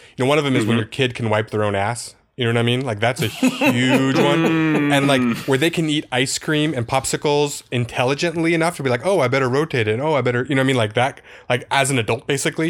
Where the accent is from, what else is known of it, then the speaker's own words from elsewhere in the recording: Seattle area, Washington, United States; now in Southern California, United States; When we grew up in the Seattle area